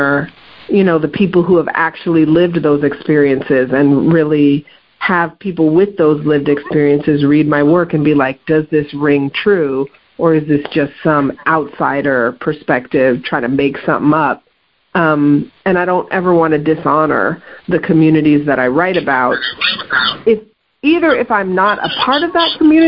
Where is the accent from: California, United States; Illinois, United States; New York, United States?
California, United States; Oakland; also born or lived in Los Angeles, California; I was born in Los Angeles, and then came up to the Bay Area really before elementary school. So I did all my elementary school years here in the Oakland Bay Area